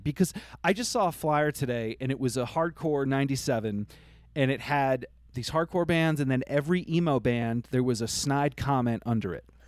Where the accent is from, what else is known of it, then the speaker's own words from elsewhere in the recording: Vermont, United States; I grew up in Vermont